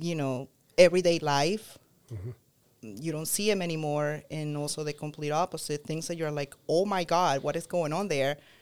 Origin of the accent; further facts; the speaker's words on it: Caracas, Capital District, Venezuela; moved away as an adult; also born or lived in Boston; now in United States; I was born in Caracas, Venezuela